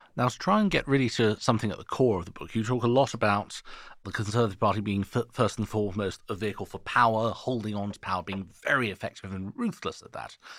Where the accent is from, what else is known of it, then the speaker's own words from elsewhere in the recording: Switzerland; now in United Kingdom; I'm not British. I'm Swiss. I just live here.